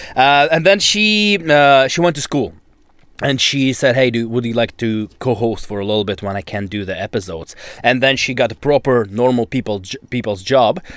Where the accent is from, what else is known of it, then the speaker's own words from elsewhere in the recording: Novosibirsk, Novosibirsk Oblast, Russia; English is a second language; moved away as an adult; also born or lived in Toronto, Canada; now in Vancouver, Canada; I'm from Novosibirsk, that's in Siberia.